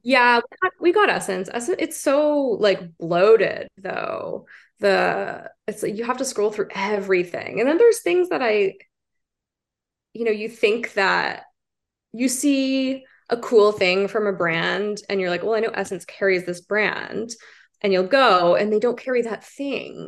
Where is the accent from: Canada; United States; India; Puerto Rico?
Canada; Prince Edward County, Ontario; moved away as an adult; now in Toronto, Canada; I grew up in Prince Edward County. It's like a rural kind of farming area.